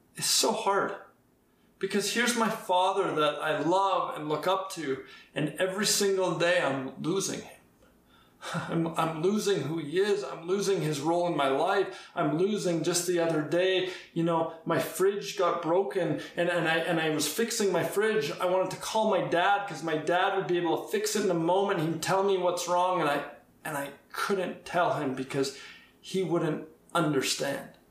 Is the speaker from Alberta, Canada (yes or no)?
yes; Edmonton, Alberta, Canada; I grew up in Edmonton